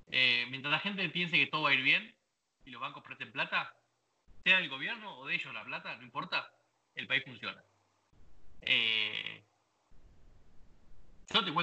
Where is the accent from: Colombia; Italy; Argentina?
Argentina; moved away; yo me fui eh, de Argentina en el 2002. O sea, realmente romperte el culo todo el día, laburar como negro y no conseguir este, comprarte una casita